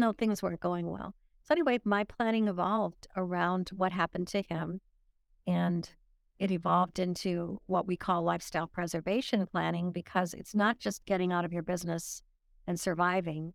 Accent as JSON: {"language": "English", "region": "Illinois", "country": "United States", "tie": "born or raised there", "also_born_or_lived": "Nuremberg, Germany", "said": "I started my life in Illinois."}